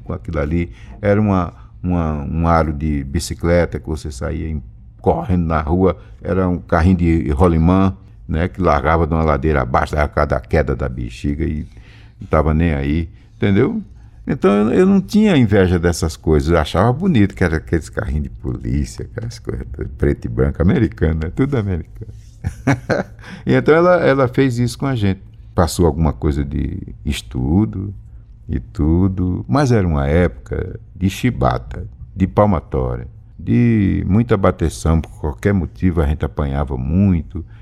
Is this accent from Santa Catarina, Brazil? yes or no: no; Nilópolis, Rio de Janeiro, Brazil; also born or lived in Garanhuns, Pernambuco; lá em Nilópolis, que eu me criei em Nilópolis